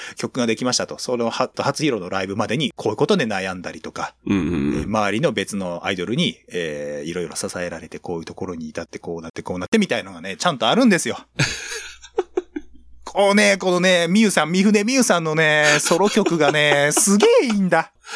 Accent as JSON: {"language": "Japanese", "region": "Toyama", "country": "Japan", "tie": "born or raised there", "said": "同じ僕と出身、富山県同じ、同じなんですけども"}